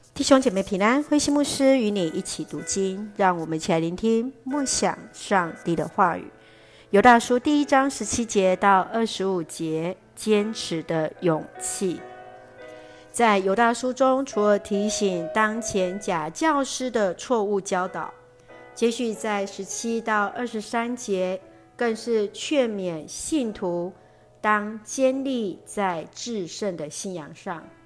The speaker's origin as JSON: {"language": "Chinese", "country": "Taiwan", "said": "我们所爱的国家，台湾"}